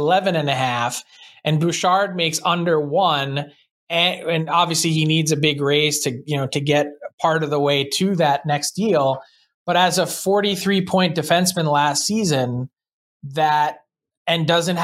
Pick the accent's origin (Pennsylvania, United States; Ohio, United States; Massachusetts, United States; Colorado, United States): Pennsylvania, United States; Philadelphia; I'm from Philly